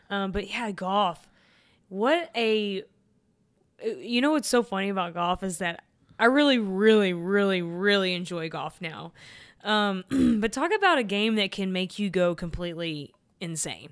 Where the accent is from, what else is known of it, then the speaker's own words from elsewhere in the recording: Texas, United States; I'm from Texas